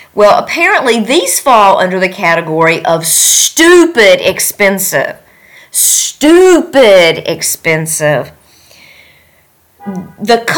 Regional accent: North Carolina, United States; moved away as an adult; now in Tashkent, Uzbekistan; my hometown of North Carolina

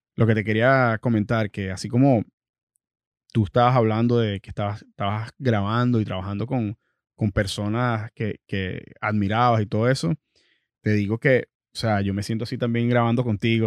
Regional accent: Venezuela; moved away; personas venezolanas que vienen del mismo sitio donde, de donde vengo yo

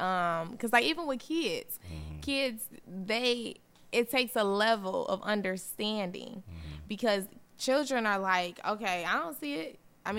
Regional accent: United States; I'm from America.

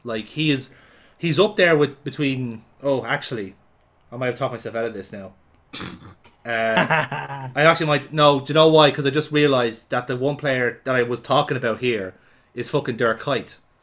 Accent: Dublin, Leinster, Ireland; fat little shit growing up in Dublin

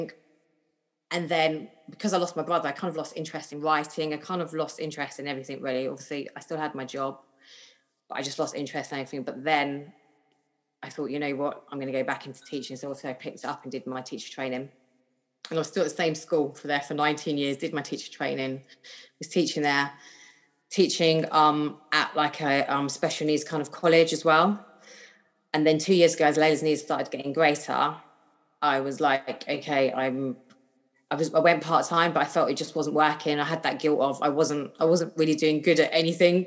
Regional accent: London, United Kingdom; always born and bred in London, Northwest London, lived here all my life in the same house

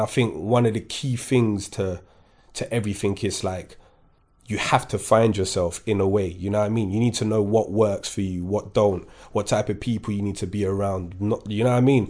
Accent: Kingston, London, United Kingdom; English is a second language; also born or lived in Paris, France; I grew up in Kingston

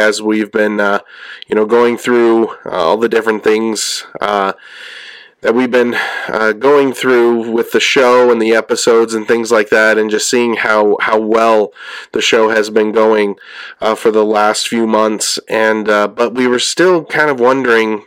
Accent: California, United States; I'm from California

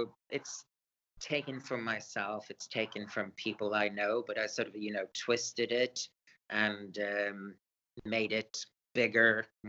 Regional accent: Sweden; born there; English is a second language; also born or lived in England; I was born in Sweden. As a young person, I moved to England, so I'm sort of half and half in a way. At the moment, I live in Sweden

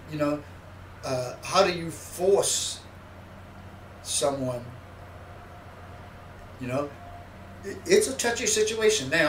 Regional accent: Mississippi, United States; born there; And I, and I put on the thing my actual birthplace, which was Mississippi.

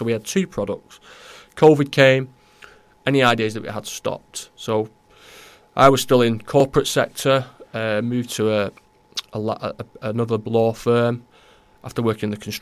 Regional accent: Newton-le-Willows, North West England, United Kingdom; now in Sandymoor, United Kingdom; I'm not from Runcorn, I'm not from Holt, and I'm from Newtley Willows

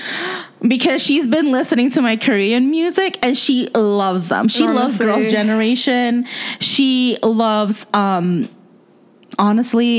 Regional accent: Indonesia; moved away; I grew up in Indonesia

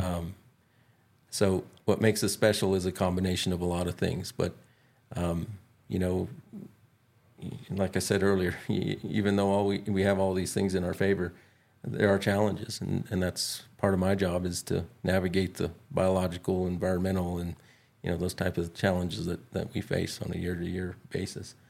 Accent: Dulce, New Mexico, United States; I grew up in Dulce and, and, uh, my parents were teachers. So, um, this is home to me

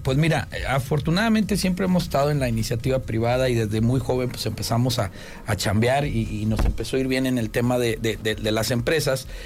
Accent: Tamaulipas, Mexico; moved away as an adult; now in Querétaro, Mexico; yo soy de Tamaulipas

